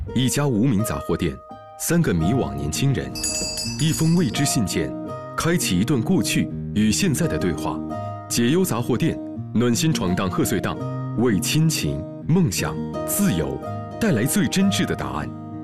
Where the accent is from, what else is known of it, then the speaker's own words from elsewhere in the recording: China; 对我们中国人来说的话，也会很强。我们经历了改革开放，我们经历了中国经济的这个起步到腾飞，